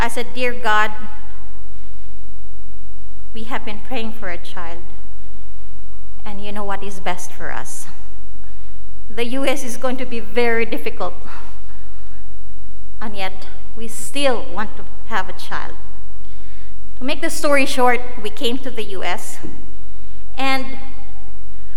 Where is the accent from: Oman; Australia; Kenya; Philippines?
Philippines; moved away as an adult; also born or lived in India; now in United States; I was born and raised in the Philippines